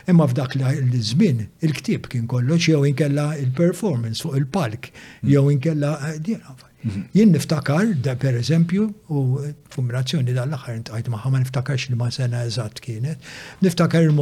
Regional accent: Malta; Dak iż-żmien kien hawn index Malta.

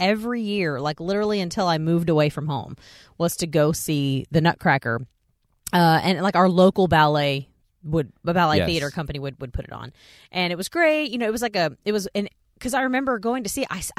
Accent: Texas, United States; one year my mom got tickets to see like the Russian ballet come to Fair Park because I grew

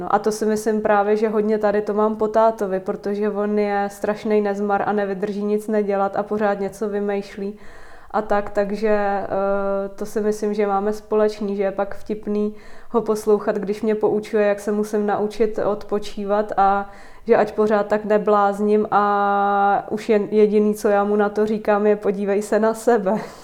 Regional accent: Vysočina Region, Czechia; moved away as an adult; also born or lived in Prague; má babičku na Vysočině, stejně tam, kde já

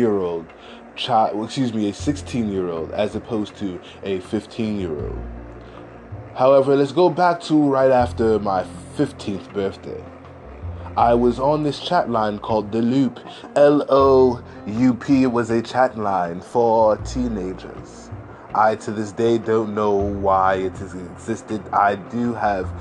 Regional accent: New York, United States; I am from New York in America

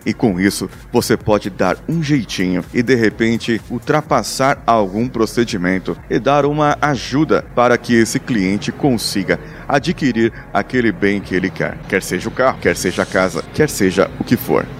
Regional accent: Brazil; nós, como brasileiros

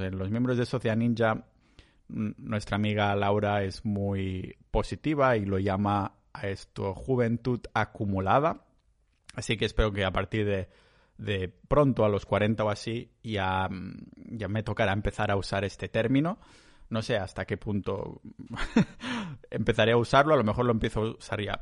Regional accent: Catalonia, Spain; yo soy catalán

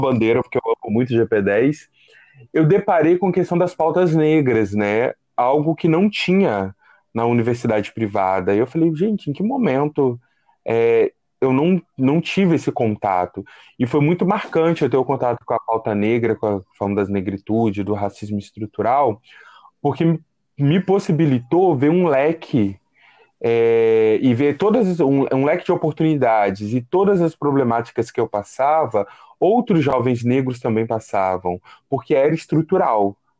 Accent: Ubá, Minas Gerais, Brazil; moved away as an adult; also born or lived in Rio de Janeiro; eu saí de Minas Gerais, uma cidade bem pacata, chamada Ubá, Zona da Mata, e vim para a Cidade Grande, né? Então, era o menino da roça na Cidade Grande

